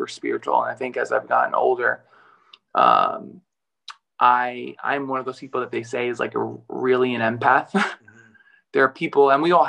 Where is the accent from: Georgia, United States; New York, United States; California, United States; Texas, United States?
New York, United States; New York City; accent: New York; moved away as an adult; also born or lived in Milan, Italy; I grew up in Brooklyn, New York